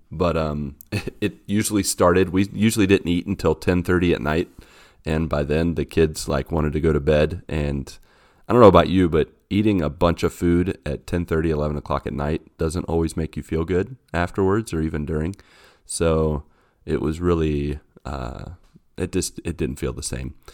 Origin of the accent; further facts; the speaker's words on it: West Virginia, United States; I grew up in West Virginia where those kind of roads are everywhere.